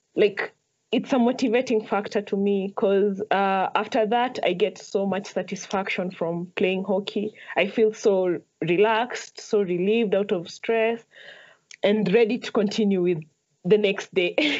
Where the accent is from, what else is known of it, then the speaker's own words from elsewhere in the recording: Nairobi, Kenya; I grew up in Huruma